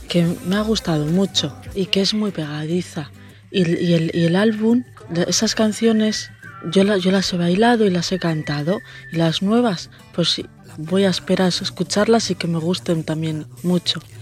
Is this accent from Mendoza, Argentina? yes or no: no; Río Tercero, Córdoba, Argentina; soy de Río Tercero, Córdoba, Argentina